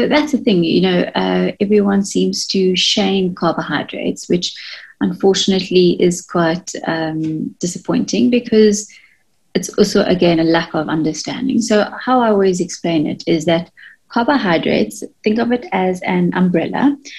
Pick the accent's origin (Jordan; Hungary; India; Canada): India; I'm using myself as an example, being Indian myself, we tend to want to eat the traditional type of foods